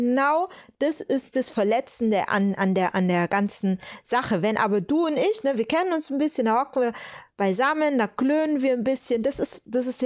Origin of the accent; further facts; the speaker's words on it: Stuttgart, Baden-Württemberg, Germany; die hätten mich gefragt, wo kommst du denn her? Und dann sage ich aus Stuttgart und dann äh, insistieren die und wollen dann was ganz anderes wissen. Und wenn ich dann sagen würde, Nigeria, dann kann ich dir sagen, was losgeht.